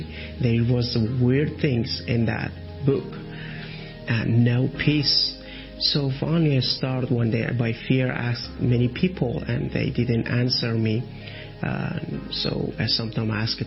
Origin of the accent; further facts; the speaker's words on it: Iran; English is a second language; now in Athens, Greece; When I was from Iran, and as a former Muslim